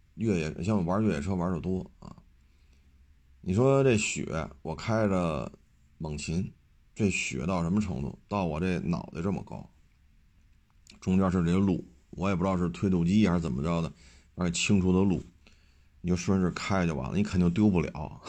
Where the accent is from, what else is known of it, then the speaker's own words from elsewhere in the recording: China; 我生活在中国这片土地上